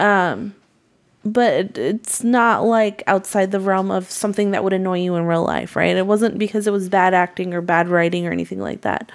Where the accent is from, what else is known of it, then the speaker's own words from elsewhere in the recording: Massachusetts, United States; I'm from Massachusetts.